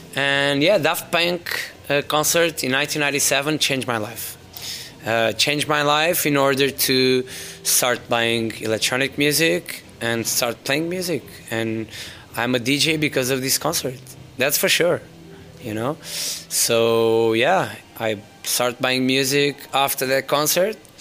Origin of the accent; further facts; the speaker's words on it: Faro, Algarve, Portugal; moved away as an adult; also born or lived in London; now in Lisbon, Portugal; I was born and raised in Faro